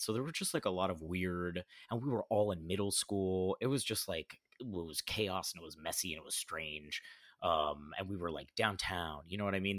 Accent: Oviedo, Florida, United States; also born or lived in Orlando, Florida; I was born in Orlando in Central Florida, and I lived most of my life in a really small town, like, east of Orlando called Oviedo, Florida

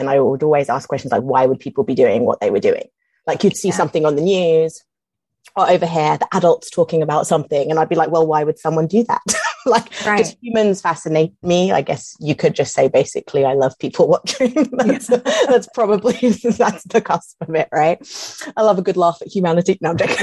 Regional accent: London, United Kingdom; moved away; I'm from London and it's huge, like it's hugely, hugely multicultural there

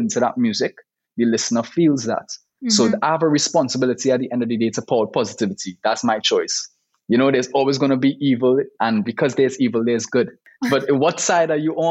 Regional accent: Trinidad & Tobago; growing up in Trinidad

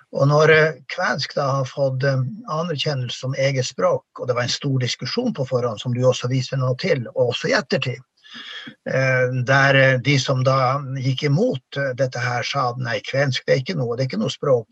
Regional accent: Norway; det ble ikke lagt skjul på det samiske språket i bygda der jeg vokste opp

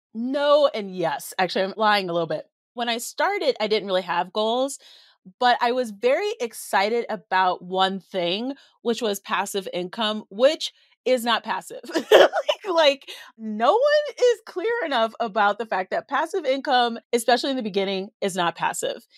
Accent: Colorado, United States; I'm from Colorado

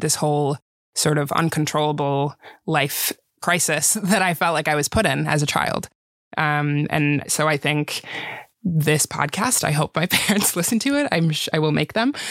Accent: White Bear Lake, Minnesota, United States; English is a second language; We moved in with my grandparents on my mom's side in White Bear Lake, Minnesota

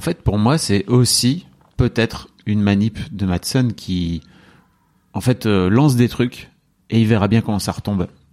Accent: France; nous en tant que Français

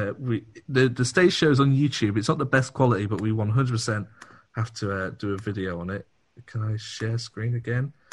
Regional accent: Hull, Yorkshire and the Humber, United Kingdom; I'm from Hull, as you can tell from my accent.

